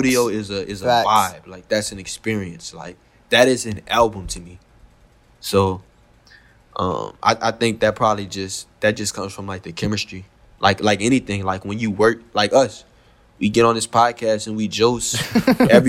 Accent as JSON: {"language": "English", "region": "the South", "country": "United States", "said": "I'm from the South, man. Y'all know that's how I talk"}